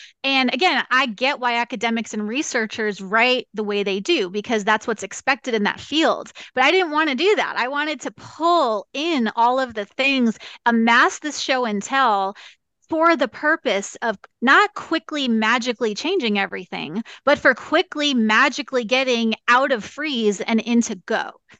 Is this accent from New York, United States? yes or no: yes; New York, United States; also born or lived in California / Arizona; now in Kansas, United States; I tell people I'm a New Yorker who lives in Kansas now on purpose